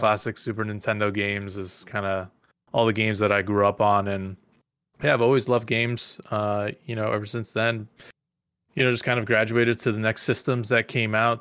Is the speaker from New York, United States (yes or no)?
yes; Mahopac, New York, United States; I grew up in the suburbs of New York City, this little town called Mayopack